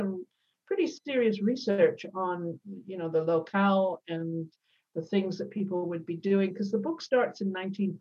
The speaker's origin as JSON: {"language": "English", "region": "Scotland", "country": "United Kingdom", "tie": "born or raised there", "moved": "yes", "said": "I was born in Scotland and, you know, clearly have moved a long way from there over the years"}